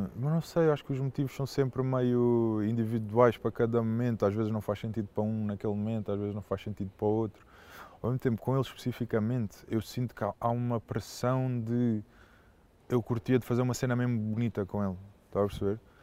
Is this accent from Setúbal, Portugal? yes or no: yes; Setúbal, Portugal; moved away; also born or lived in Oeiras / Alenquer / Cascais; Eu considero, considero Setúbal a minha terra no sentido do sítio onde eu, onde eu cresci